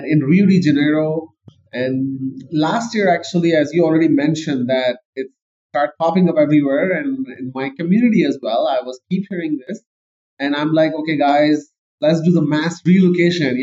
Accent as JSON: {"language": "English", "country": "Pakistan", "tie": "born or raised there", "also_born_or_lived": "Canada", "moved": "as an adult", "said": "I am actually born and raised in Pakistan"}